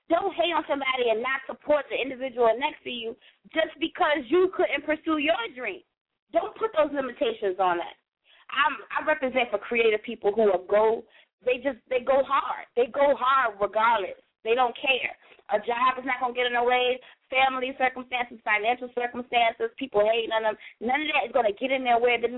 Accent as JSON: {"language": "English", "region": "New York", "country": "United States", "moved": "yes", "lives_now": "Virginia, United States", "said": "I've been here for quite some time, but I, I I'm from New York, so it's like I rep Virginia harder than I rep New York"}